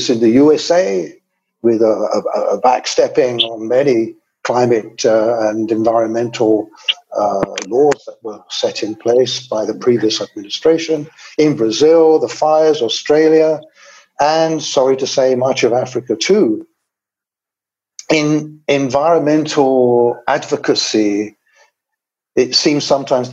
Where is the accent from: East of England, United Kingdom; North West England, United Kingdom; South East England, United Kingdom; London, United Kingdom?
London, United Kingdom; also born or lived in Botswana; now in Uganda; I was born in 1950 in London.